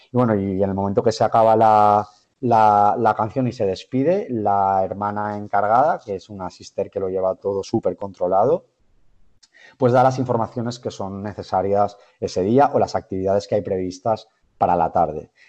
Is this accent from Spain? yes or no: yes; Gandia, Valencian Community, Spain; now in Valencia, Spain; soy de Gandía, realmente soy de Gandía. Vivo, vivo ahora en eh, Valencia por eh, cuestiones laborales